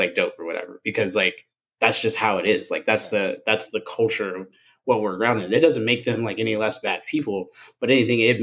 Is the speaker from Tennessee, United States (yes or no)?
yes; Memphis, Tennessee, United States; born or raised there